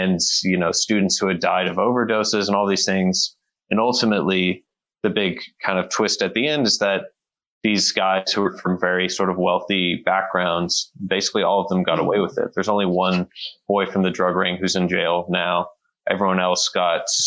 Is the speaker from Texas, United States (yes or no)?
yes; Texas, United States; moved away as an adult; also born or lived in New York / Hanoi, Vietnam; I grew up in Texas, and then went to college in New York, and after college, lived in Vietnam, Hanoi, Vietnam for a year.